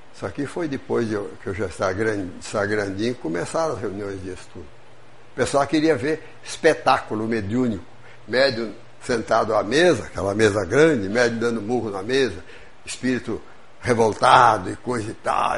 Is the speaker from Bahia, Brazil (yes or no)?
no; São Paulo, Brazil; moved away as an adult; now in Juiz de Fora, Brazil; Eu sou do estado de São Paulo, sou mineiro adotivo